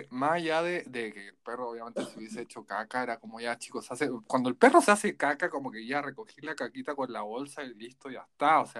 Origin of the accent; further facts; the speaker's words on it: Pomaire, Santiago Metropolitan Region, Chile; Siempre te ha pasado lo mismo, como decís soy de Pomaire y te dicen como, ah, como